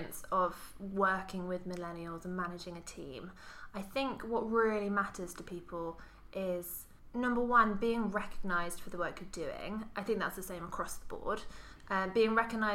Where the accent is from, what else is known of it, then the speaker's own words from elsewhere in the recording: Cambridge, East of England, United Kingdom; growing up in Cambridge